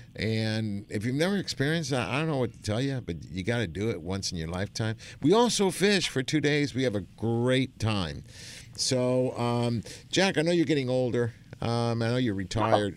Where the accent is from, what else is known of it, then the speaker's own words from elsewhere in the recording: Argentina; now in United States; I'm from Argentina.